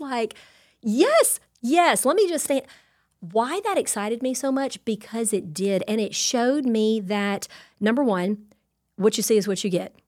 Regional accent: Louisiana, United States; I'm Cajun through and through

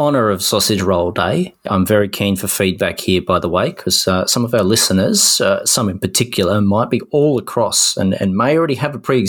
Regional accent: Hobart, Tasmania, Australia; I remember growing up in Hobart

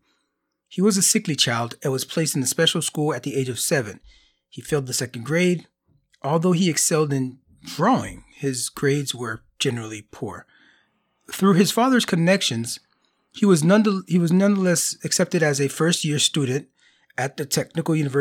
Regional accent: Florida, United States; moved away; I'm originally from Florida, and there's tiles in all the homes there

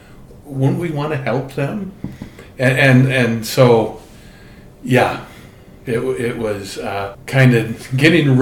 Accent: Orem, Utah, United States; growing up in Orem, Utah

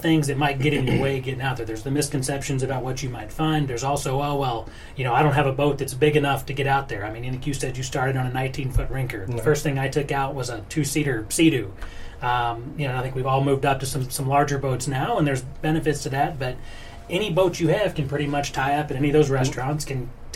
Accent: Florida, United States; now in Louisville, United States; I grown up boating my whole life, living in Florida

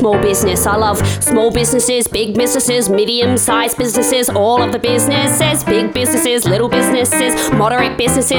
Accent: Tasmania, Australia; accent: very country; I'm from Tasmania.

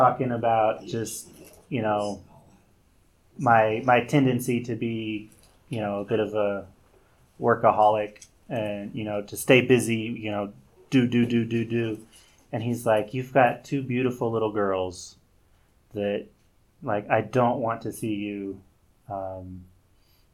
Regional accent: United States; I am so American. I mean, I grew up here. Still, most of my life I've lived in America

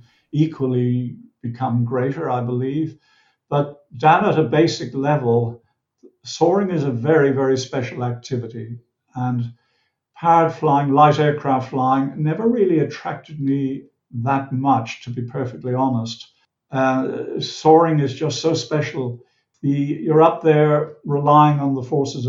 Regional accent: Dublin, Leinster, Ireland; now in Queensland, Australia; I was born in Ireland, the south side of Dublin Bay, and I grew up there by the sea

